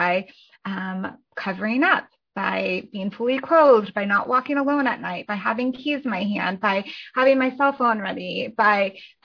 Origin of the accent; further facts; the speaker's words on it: Colorado, United States; now in Athens, Georgia, United States; my husband and I live in Athens, Georgia, so Northeast Georgia, and I am originally from Colorado